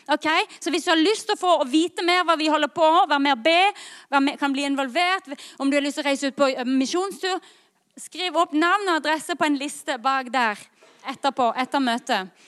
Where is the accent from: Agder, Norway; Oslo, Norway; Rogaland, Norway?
Agder, Norway; Lyngdal; jeg kommer fra Lyngdal